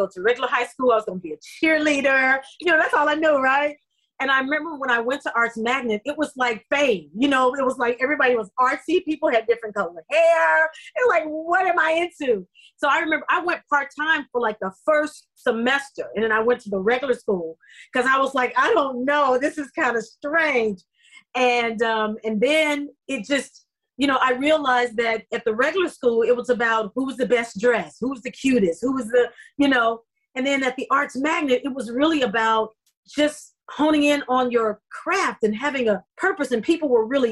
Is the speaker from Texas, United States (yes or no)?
yes; Dallas, Texas, United States; moved away as an adult; also born or lived in Memphis, Tennessee; now in Los Angeles, United States; I was born in Memphis, Tennessee, and I was there till about seven. And then my mother found a place in Dallas